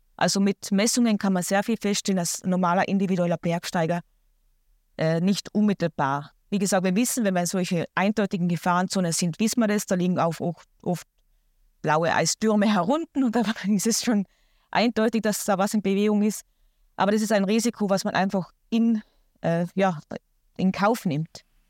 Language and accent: German; Austria; bei uns in Österreich